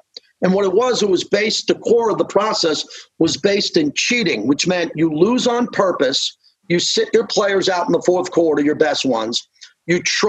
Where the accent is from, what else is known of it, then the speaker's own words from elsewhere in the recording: Massapequa, New York, United States; now in the Valley, United States; I live in the Valley, but I'm from Massapequa, Long Island